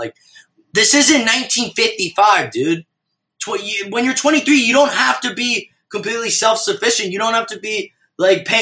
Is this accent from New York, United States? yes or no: yes; New York City, New York, United States; also born or lived in Minnesota; kids that I grew up in New York City